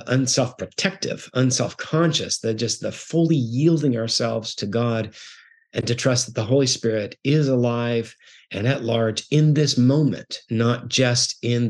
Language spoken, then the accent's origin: English; Guatemala; I was raised in the Bible church world. I grew up in Guatemala, which is a predominantly Roman Catholic world.